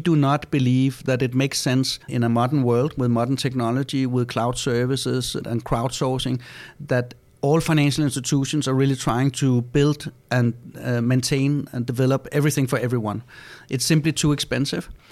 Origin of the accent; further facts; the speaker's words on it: Denmark; we're from Denmark, so in Denmark we have Lego.